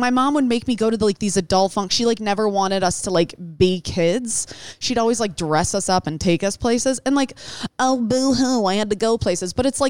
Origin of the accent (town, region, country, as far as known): Detroit, Michigan, United States; born or raised there